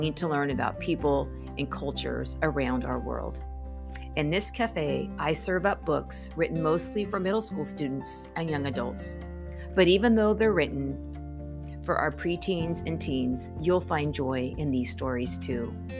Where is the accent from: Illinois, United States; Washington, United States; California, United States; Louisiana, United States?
California, United States; As a Californian myself